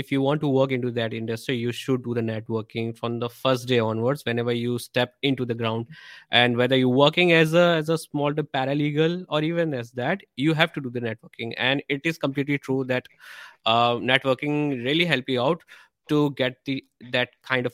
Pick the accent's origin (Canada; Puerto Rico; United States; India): India; we as a Indian people